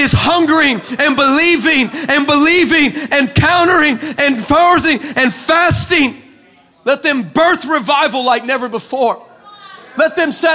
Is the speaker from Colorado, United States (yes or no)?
no; El Paso, Texas, United States; I grew up in El Paso, and what you may not understand is that is the desert. That's like West Texas desert